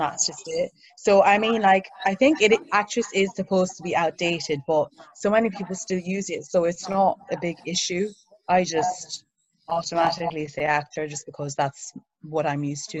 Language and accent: English; Ireland; moved away as an adult; also born or lived in Nigeria; now in London, United Kingdom; So I was born in Nigeria. I moved to Ireland um, at a young age, so that's where I grew up